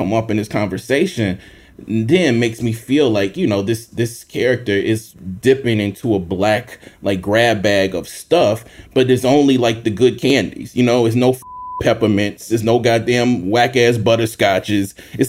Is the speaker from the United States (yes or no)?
yes; Mississippi, United States; growing up in Mississippi, we were always taught, whether it's right or not, that one drop could mean you were contaminated to white people and whiteness.